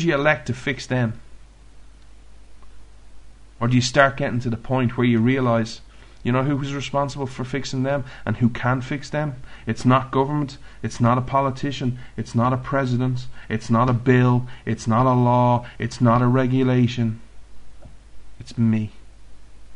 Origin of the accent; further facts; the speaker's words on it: Ireland; I'm Irish.